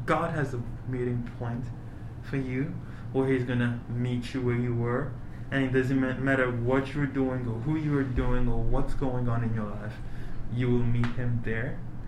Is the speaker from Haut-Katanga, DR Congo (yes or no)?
no; Uvira, South Kivu, DR Congo; born there; So I was born in the Democratic Republic of Congo. In Uvira. It's where there's the gorillas and everything.